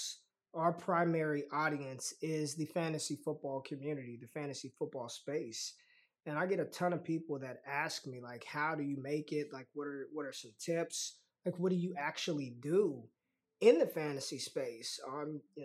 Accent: Las Vegas, Nevada, United States; I'm from Vegas, so it runs in my veins already

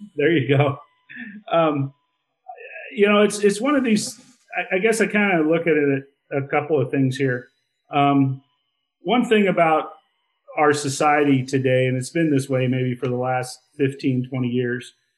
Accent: Iowa, United States; moved away as an adult; also born or lived in Montana; I grew up in Iowa.

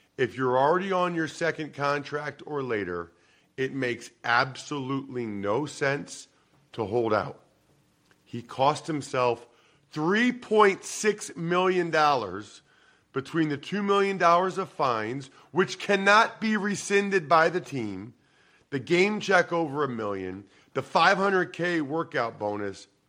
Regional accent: Wyoming, Pennsylvania, United States; I'm from Eastern Pennsylvania, and like uh, I don't know if you know Alex Anzalone, linebacker for the Lions. He's from my hometown of Wyoming

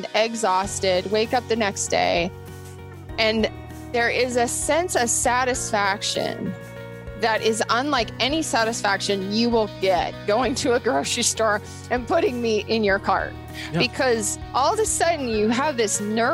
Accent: Bozeman, Montana, United States; also born or lived in Seattle, Washington; I went to MSU here in Bozeman. I grew up in Bozeman

